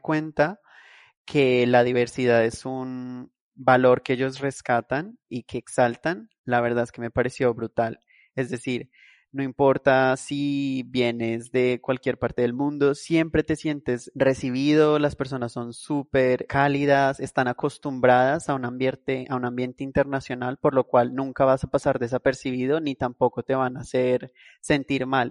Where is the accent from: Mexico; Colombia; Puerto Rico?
Colombia; moved away as an adult; also born or lived in London, United Kingdom / Madrid, Spain; Salí de mi país, de Colombia